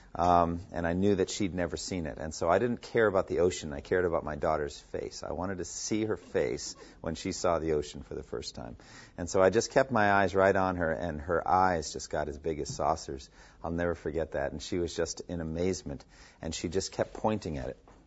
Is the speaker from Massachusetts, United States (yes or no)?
yes; Massachusetts, United States; I was born in Massachusetts